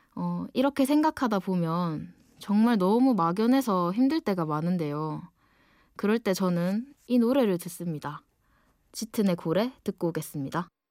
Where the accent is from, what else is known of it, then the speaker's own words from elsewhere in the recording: Ulsan, South Korea; accent: dialect (saturi); moved away as an adult; now in Seoul, South Korea; 원래 울산 사람인데 지금은 좀 더 공부를 하고 싶어서 서울에 와 있어요. 지금 제 말투가